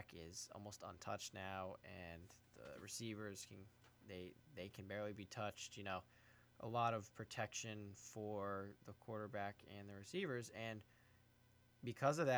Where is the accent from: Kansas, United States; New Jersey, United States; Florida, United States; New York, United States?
New Jersey, United States; Brick; calling in from my hometown of Brick